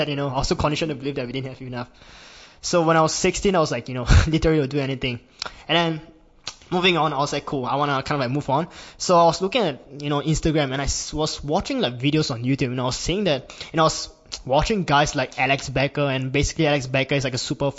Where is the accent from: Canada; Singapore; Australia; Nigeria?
Singapore; I'm from Singapore, and I'm 19 years old